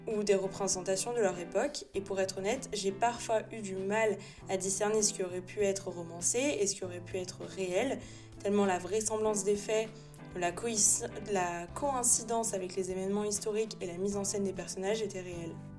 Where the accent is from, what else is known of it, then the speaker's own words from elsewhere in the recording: Nice, Provence-Alpes-Côte d'Azur, France; j'ai été élevée à Nice et que l'empreinte italienne n'est pas négligeable euh, ici